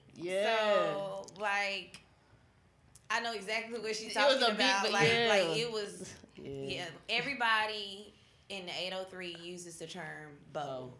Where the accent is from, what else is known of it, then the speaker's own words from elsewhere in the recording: Union, South Carolina, United States; I am not from Spartanburg. Oh. I just want to let it be known. I'm from Union.